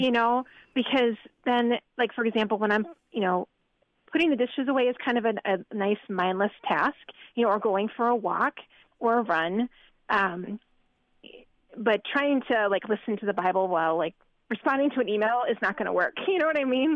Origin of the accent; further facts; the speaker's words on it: northern New Jersey, United States; moved away as an adult; also born or lived in Iowa; I grew up on the East Coast in northern New Jersey